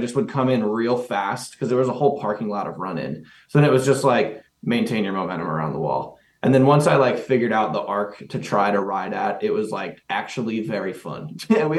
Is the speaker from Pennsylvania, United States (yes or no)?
yes; Pennsylvania, United States; I'm from Pennsylvania